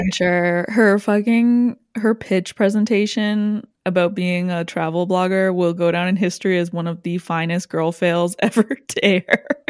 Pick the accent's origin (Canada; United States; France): Canada; my life culturally whatsoever as a Canadian